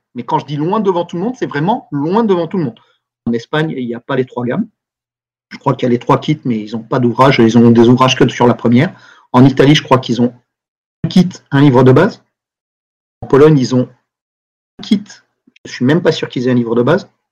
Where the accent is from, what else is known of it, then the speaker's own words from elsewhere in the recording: France; en tant que Français, européen, mais Français